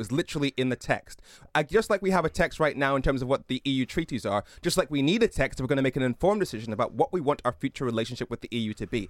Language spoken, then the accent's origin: English; Darlington, North East England, United Kingdom; was born in Darlington, so I identify very strongly with the North East.